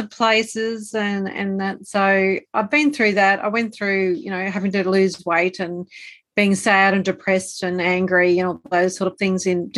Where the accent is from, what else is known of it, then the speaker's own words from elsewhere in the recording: Australia; also born or lived in Brisbane, Australia; I'm Australian. I live in Australia, so you can probably tell by the accent.